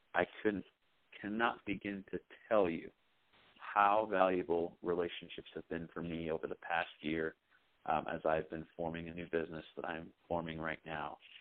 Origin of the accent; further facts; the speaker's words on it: England, United Kingdom; I was raised in England